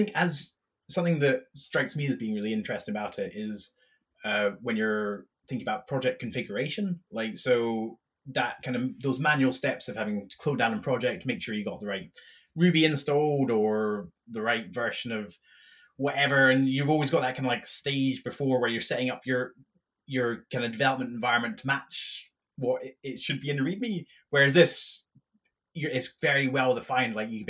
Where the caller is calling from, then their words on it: Dublin, Leinster, Ireland; I'm actually calling from Dublin